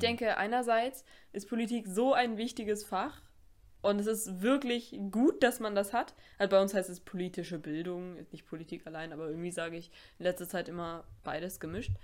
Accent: Germany; dass wir hier geboren wurden in Deutschland

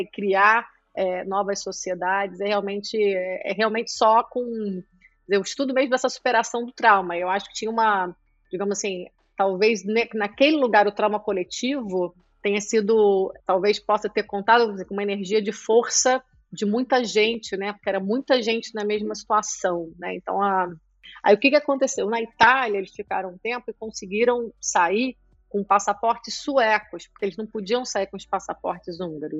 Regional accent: Nova Friburgo, Rio de Janeiro, Brazil; also born or lived in Latvia; now in Rio de Janeiro, Brazil; sou nascida em Friburgo, que é uma cidade ainda, que a gente ainda pode dizer, comparada às outras, segura

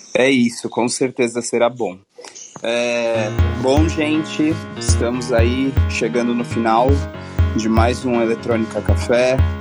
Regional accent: São Paulo, Brazil; eu sou de São Paulo

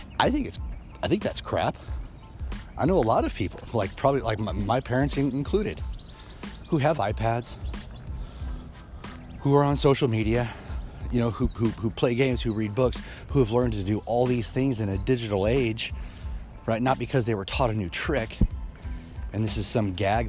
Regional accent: Kansas City, Missouri, United States; where I grew up in Kansas City, Missouri

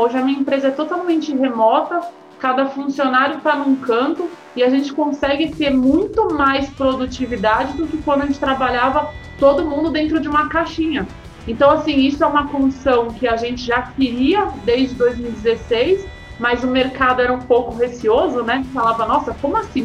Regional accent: Santos, São Paulo, Brazil; moved away as an adult; now in São Paulo, Brazil; E eu cheguei em São Paulo, sou de Santos

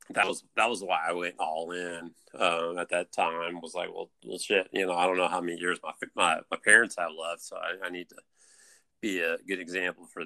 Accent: Atlanta, Georgia, United States

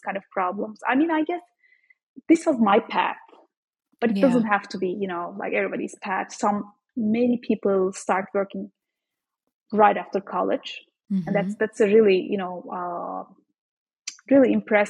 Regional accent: Turkey; moved away as an adult; now in United States; I am actually Turkish. I am from Turkey, so I studied there.

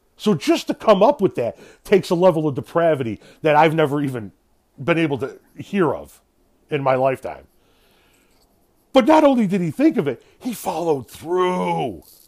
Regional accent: Illinois, United States; from my home state of Illinois. And actually not too far away from where I live.

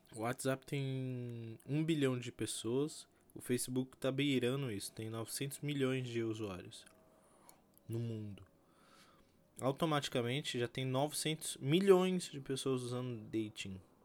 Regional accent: Brazil; eu sou brasileiro

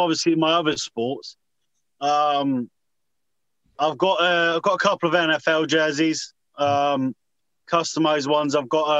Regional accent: United Kingdom; because we are European, we are British

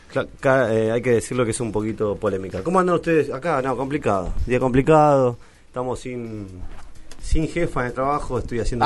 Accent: Santiago del Estero, Argentina; moved away; soy de Santiago, puedo soportar calor mucho más calor

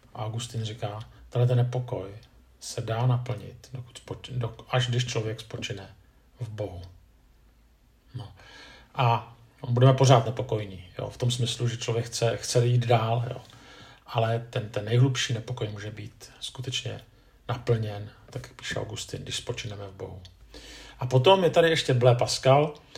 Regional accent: Czechia; že jsem muž, že jsem Čech

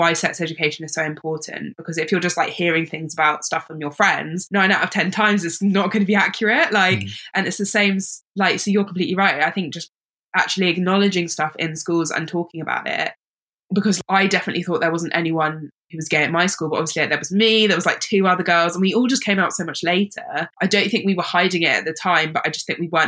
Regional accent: London, United Kingdom; I grew up in London.

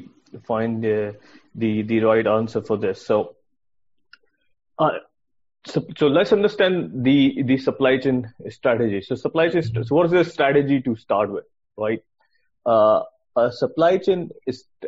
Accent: Pakistan; moved away as an adult; also born or lived in Sweden / United Kingdom; I'm originally from Pakistan. I did my engineering degree back home

